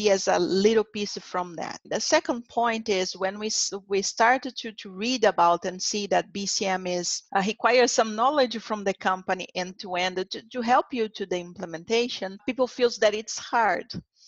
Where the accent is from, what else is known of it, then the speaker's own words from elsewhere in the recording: Brazil; English is a second language; I also had experience in Latin America. It was my first place. I came from Brazil, so Brazil, Latin America, now Americas.